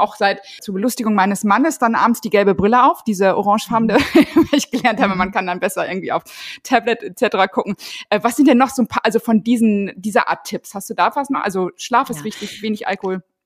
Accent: Ruhr area, North Rhine-Westphalia, Germany; Ich komme aus dem Ruhrgebiet

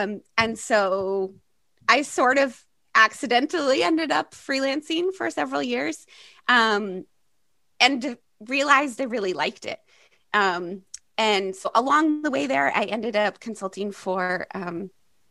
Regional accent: Maine, United States; moved away as an adult; also born or lived in Boston; I grew up in Maine, which is in the northeast part of the United States. I grew up on an island, so not exactly very urban.

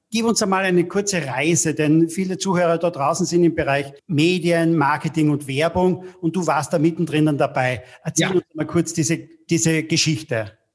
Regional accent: Austria; bei uns in Österreich

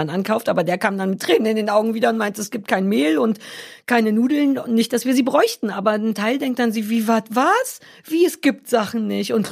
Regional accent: Baden-Württemberg, Germany; Das ist ja auch weg und ich bin Schwäbin.

